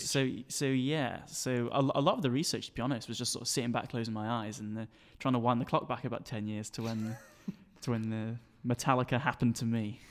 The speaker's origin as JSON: {"language": "English", "town": "Sheffield", "region": "Yorkshire and the Humber", "country": "United Kingdom", "tie": "born or raised there", "moved": "as an adult", "lives_now": "Manchester, United Kingdom", "said": "born and raised here in Sheffield, and I'm currently studying in Manchester"}